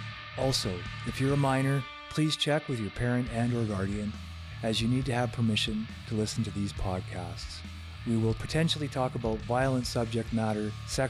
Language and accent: English; United States; I'm an American